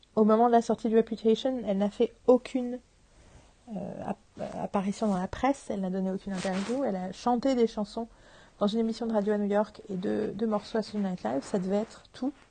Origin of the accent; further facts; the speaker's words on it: France; chez nous en France